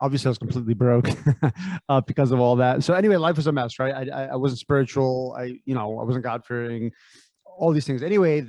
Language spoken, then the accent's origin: English; San Francisco, California, United States; born there; I was born in San Francisco, Bay Area.